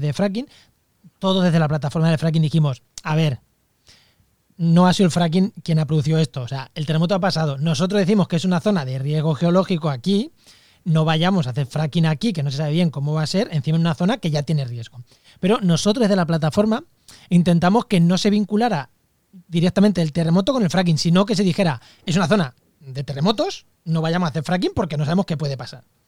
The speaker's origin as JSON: {"language": "Spanish", "town": "Albacete", "region": "Castilla-La Mancha", "country": "Spain", "said": "en mi, tierra, en Albacete"}